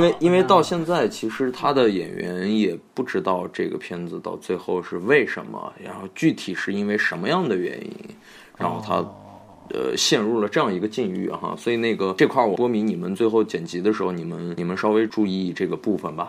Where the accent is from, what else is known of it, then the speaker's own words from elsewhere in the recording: Beijing, China; 用我们北京话说